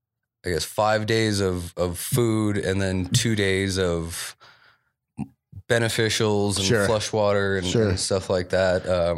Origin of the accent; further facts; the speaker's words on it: East Coast, United States; now in Colorado, United States; I'm from the East Coast